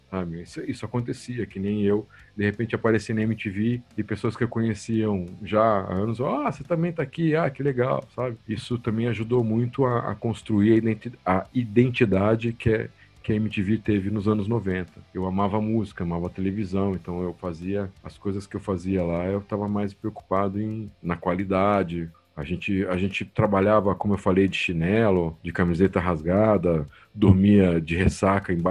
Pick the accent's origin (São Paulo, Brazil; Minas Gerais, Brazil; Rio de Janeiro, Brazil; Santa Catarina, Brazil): São Paulo, Brazil; Piracicaba; Eu adorava … grupo de, de Piracicaba, minha terra natal